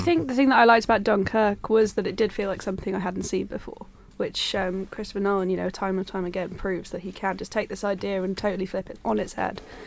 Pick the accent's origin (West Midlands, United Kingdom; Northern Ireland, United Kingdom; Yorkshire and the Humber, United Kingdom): Yorkshire and the Humber, United Kingdom; I'm from Yorkshire